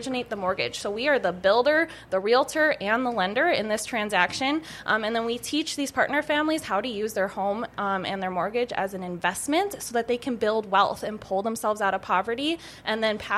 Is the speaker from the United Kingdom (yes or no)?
no; Bemidji, Minnesota, United States; moved away as an adult; now in Grand Forks, United States; I'm originally from Bemidji, Minnesota